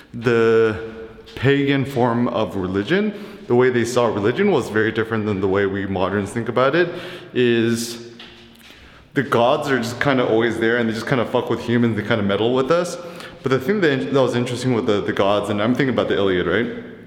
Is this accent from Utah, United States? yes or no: no; Bay Area, California, United States; I grew up in the Bay Area